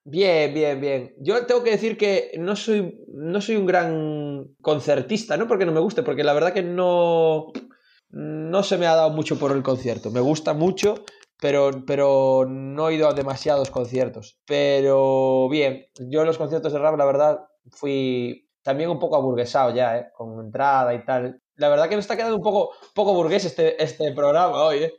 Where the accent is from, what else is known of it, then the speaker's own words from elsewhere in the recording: Galicia, Spain; aquí en Galicia